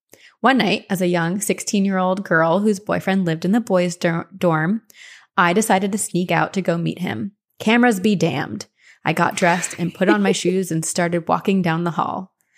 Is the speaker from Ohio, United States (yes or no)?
yes; Cleveland, Ohio, United States; also born or lived in Tampa, United States; I grew up in Cleveland and went to high school in Tampa and did my first year of college in Boston.